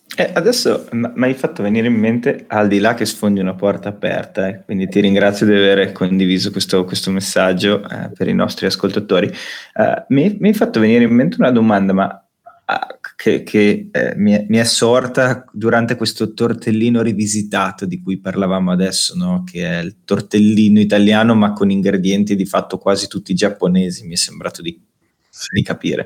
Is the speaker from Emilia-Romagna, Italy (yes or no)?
yes; Bologna, Emilia-Romagna, Italy; da bolognesi io e Luca